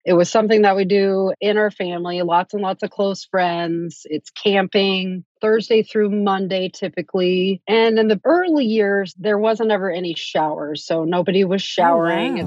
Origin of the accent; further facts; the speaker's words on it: Iowa, United States; now in Salem, United States; We're originally from Iowa, but we've been out here since late 2006